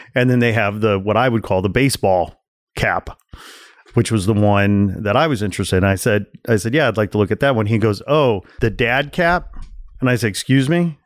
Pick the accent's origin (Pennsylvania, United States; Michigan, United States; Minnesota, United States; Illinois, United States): Illinois, United States; Chicago; I'm from Chicago